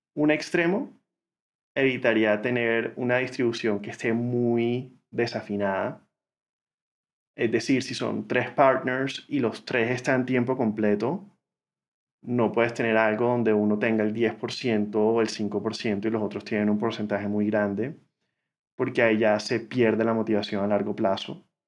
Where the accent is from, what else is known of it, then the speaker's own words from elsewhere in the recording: Barranquilla, Atlántico, Colombia; moved away as an adult; also born or lived in United States; Yo crecí en Barranquilla, Colombia, eh, la ciudad de Shakira y Sofía Vergara.